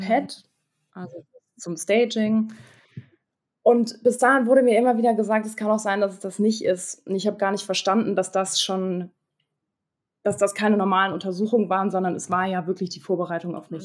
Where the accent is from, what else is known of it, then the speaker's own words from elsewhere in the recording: Hamburg, Germany; Ich komme aus Hamburg, bin 26 Jahre alt